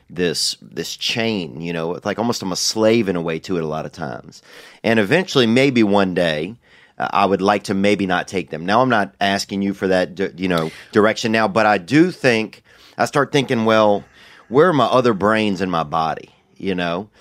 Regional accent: Louisiana, United States; now in Los Angeles, United States; I'm from Louisiana

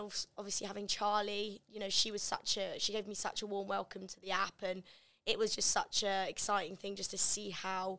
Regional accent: Canterbury, South East England, United Kingdom; also born or lived in Gravesend, Kent; I'm originally from Gravesend in Kent, and then I moved up to Canterbury when I was about six, so I was like pretty much raised in Canterbury and Kent

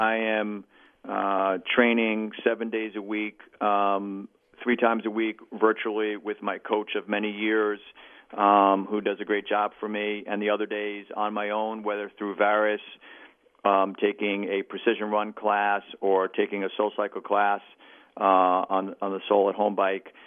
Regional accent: New York City, New York, United States; as a New Yorker

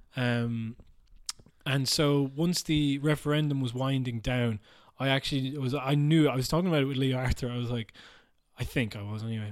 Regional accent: Ireland; being Irish

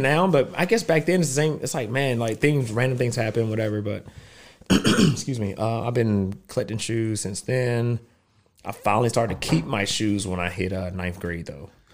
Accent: North Carolina, United States; moved away; growing up in North Carolina

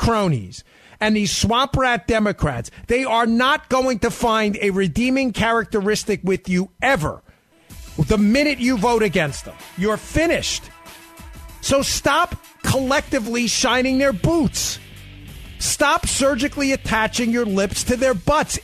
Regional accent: Boston, Massachusetts, United States; I'm from Boston

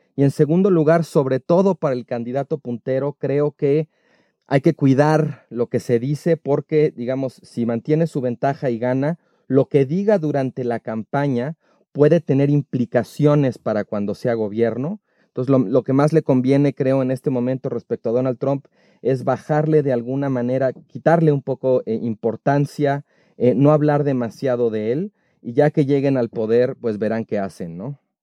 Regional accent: Mexico; la que tenemos los mexicanos de México

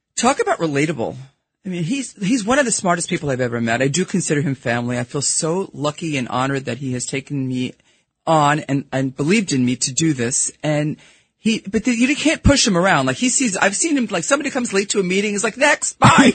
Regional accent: New York City, New York, United States; accent: Brooklyn; my horrible Brooklyn accent that yeah. comes out because I'm a New Yorker

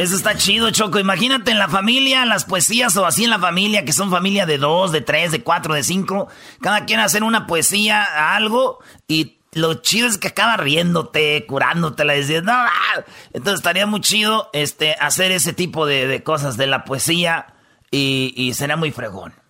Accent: Michoacán, Mexico; yo soy de Michoacán, somos del rancho

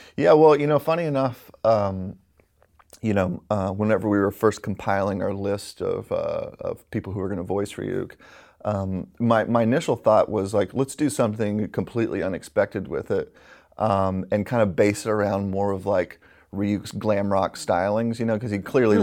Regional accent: Alabama, United States; born or raised there

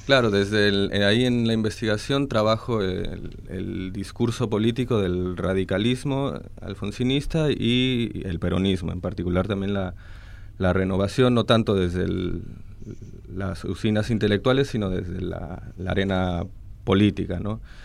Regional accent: Mexico; moved away as an adult; now in Argentina; soy mexicano eh, y vine acá a hacer el doctorado

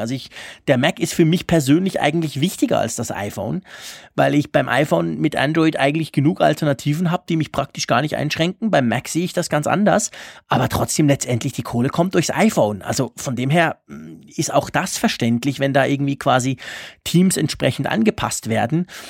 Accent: Switzerland; ich bin ja Schweizer, ich kann auch kein Deutsch

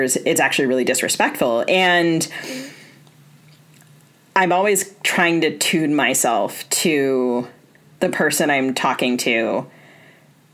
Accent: East Coast, United States; I grew up on the East Coast

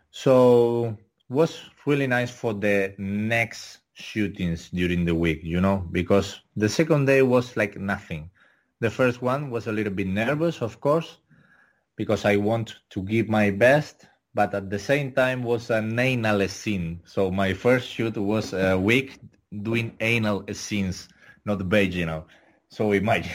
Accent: Tenerife, Canary Islands, Spain; English is a second language; I'm from Tenerife, Ireland, in Canary Islands, Spain

